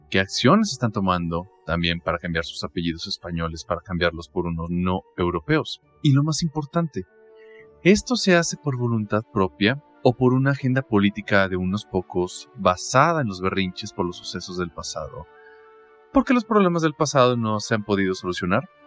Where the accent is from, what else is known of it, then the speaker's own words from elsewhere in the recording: Mexico; soy mexicano, tengo 28 años y soy catedrático de universidad.